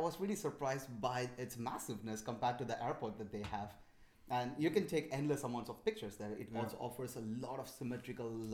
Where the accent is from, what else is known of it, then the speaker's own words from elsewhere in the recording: India; moved away as an adult; now in Berlin, Germany; since I come from India and then grew up there